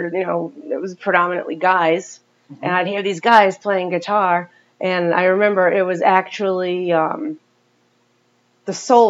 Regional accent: Chepachet, Rhode Island, United States; I grew up in Chepachet.

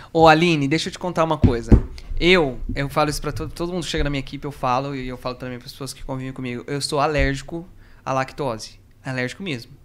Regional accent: Brazil; moved away; also born or lived in Matinhos, Paraná; nós voltamos para onde a gente morava, que era uma ilha. Que ficava. Uma ilha? Uma ilha, que ficava. Que fica, na verdade, no Rio Paraná.

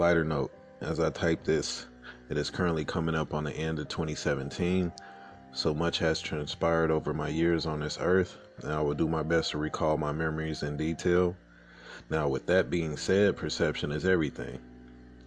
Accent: a Midwestern city, United States; I was born in Midwestern City to the Southern Belle and a city slicker.

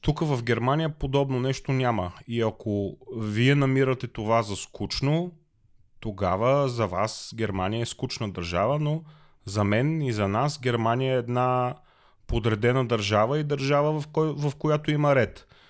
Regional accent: Bulgaria; now in Germany; аз като българин

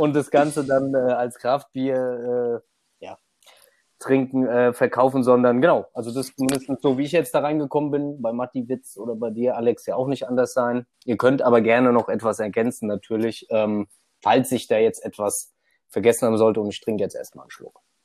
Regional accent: near Frankfurt, Hesse, Germany; komme aus der Nähe von Frankfurt

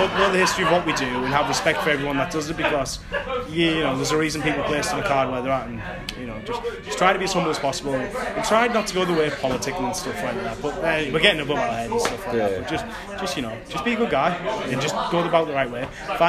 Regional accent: Hartlepool, North East England, United Kingdom; But, I'm from Hartlepool, I'm hardly ever home

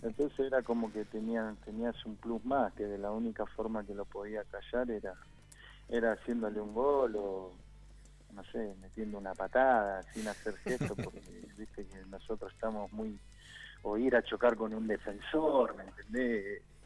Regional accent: near the Almirante Brown ground, Buenos Aires, Argentina; yo soy hincha de Almirante Brón porque vivía a 20 cuadras de la cancha y mi papá me llevaba a la cancha cuando Ruchi era de tierra

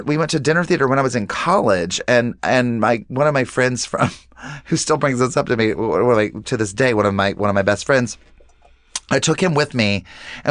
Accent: the South, United States; the way I was raised and just in the South too

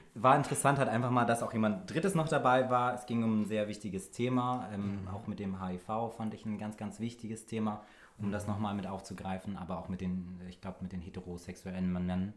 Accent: Berlin, Germany; ich bin auch einer der wenigen Urberliner

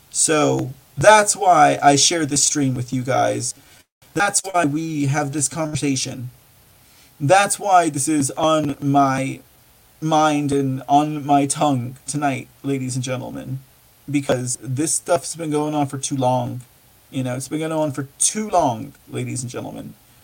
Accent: United States; I'm just an American. I'm just proud of who I am and my roots

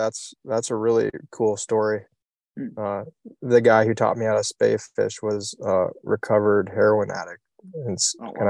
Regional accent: Iowa, United States; I'm from Iowa, so country music is hard to beat.

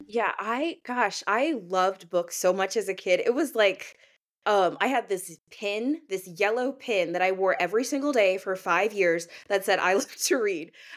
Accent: St. Louis, Missouri, United States; also born or lived in Maine; I'm from Saint Louis, uh, Missouri, but I went to school in the suburbs

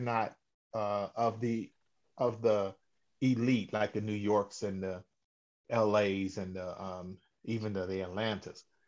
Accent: Cleveland, Ohio, United States; born and raised in Cleveland, Ohio

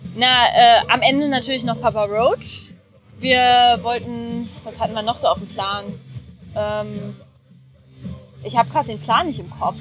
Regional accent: Berlin, Germany; wir kommen aus Berlin

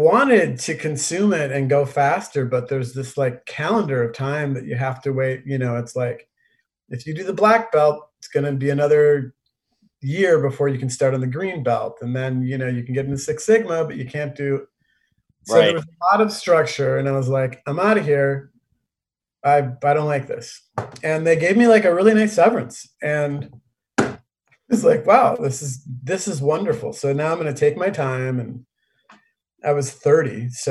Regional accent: Minneapolis, Minnesota, United States; now in California, United States; I grew up in Minneapolis. I was first generation American. My parents are both from Havana, Cuba

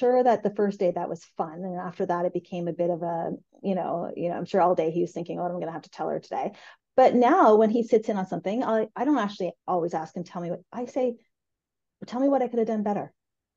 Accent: rural Eastern Ontario, Canada; we grew up in rural Ontario. They had a beef cattle farm.

